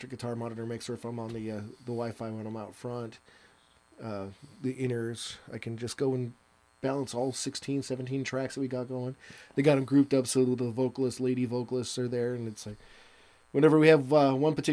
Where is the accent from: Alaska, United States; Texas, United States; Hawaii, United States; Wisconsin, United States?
Wisconsin, United States; Milwaukee; I'm an Okie from Milwaukee